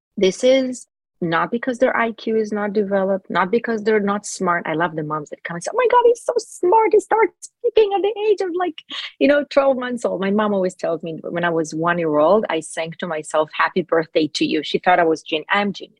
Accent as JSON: {"language": "English", "town": "Jerusalem", "region": "Jerusalem District", "country": "Israel", "tie": "born or raised there", "first_language": "Hebrew", "second_language": "English", "moved": "yes", "lives_now": "Los Angeles, United States", "said": "I was actually born in Jerusalem, Israel"}